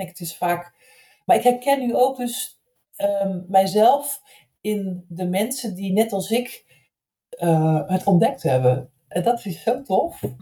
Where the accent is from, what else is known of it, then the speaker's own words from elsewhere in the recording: Zeeland, Netherlands; ik als 16, 17-jarig meisje in Zeeland, waar ik opgegroeid ben